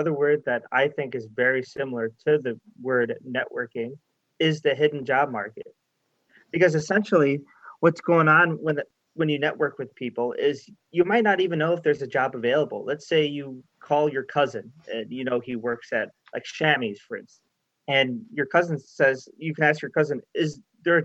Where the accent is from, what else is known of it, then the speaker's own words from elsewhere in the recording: Chicago, Illinois, United States; moved away as an adult; now in Winnipeg, Canada; I'm from Chicago. I'm not even from Canada.